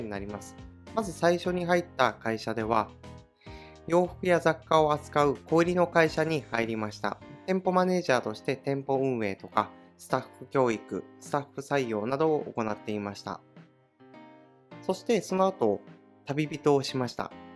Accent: Oga Peninsula, Akita, Japan; now in Tokyo, Japan; 出身は秋田県の男鹿半島というところの出身です

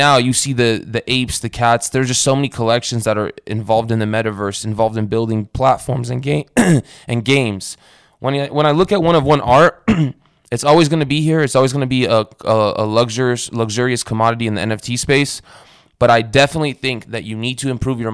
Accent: Romania; now in United States; I was born in Romania. I'm Eastern European too. I immigrated here to the States when I was younger

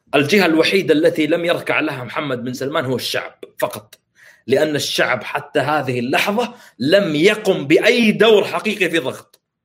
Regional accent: Saudi Arabia; عندنا في السعوديه

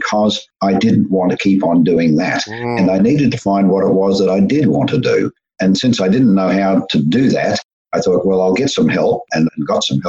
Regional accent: Melbourne, Victoria, Australia; I grew up in Australia and born in Melbourne and largely raised in Melbourne

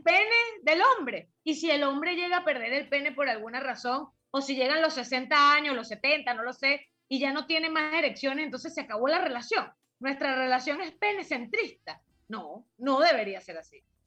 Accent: Venezuela; en mi país natal, que es Venezuela

